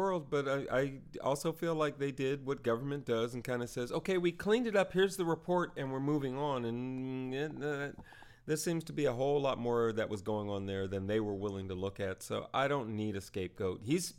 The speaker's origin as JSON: {"language": "English", "region": "Indiana", "country": "United States", "said": "I'm a Hoosier."}